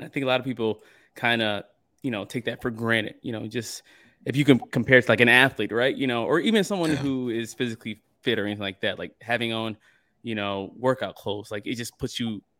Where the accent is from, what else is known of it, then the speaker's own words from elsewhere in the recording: Michigan, United States; moved away; I'm from Michigan